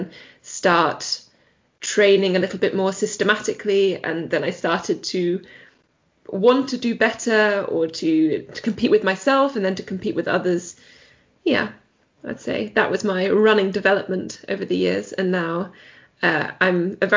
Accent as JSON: {"language": "English", "region": "England", "country": "United Kingdom", "tie": "born or raised there", "also_born_or_lived": "Heidelberg, Germany", "moved": "as an adult", "lives_now": "Germany", "said": "I started running in England, which is where I grew up"}